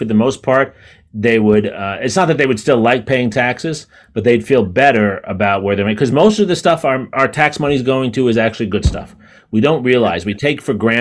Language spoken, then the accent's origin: English; New York City, New York, United States; 40 years ago, when I was growing up in New York City